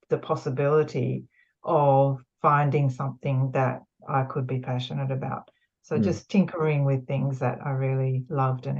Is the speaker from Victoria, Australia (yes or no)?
no; Sydney, New South Wales, Australia; also born or lived in Japan; I was born in Australia, but went to Japan and then back again.